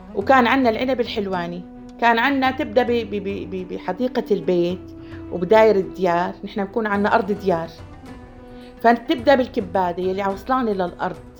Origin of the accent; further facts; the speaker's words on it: Mleiha, Rif Dimashq, Syria; بلدتنا طريق بتفوت فيه على المليحة